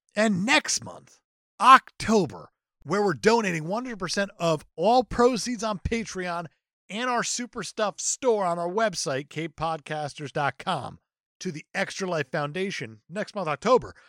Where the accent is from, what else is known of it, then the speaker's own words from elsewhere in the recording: New Jersey, United States; moved away; Growing up in Jersey